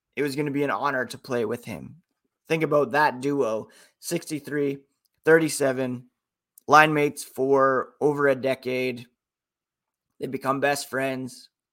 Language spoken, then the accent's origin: English; Canada; as a Canadian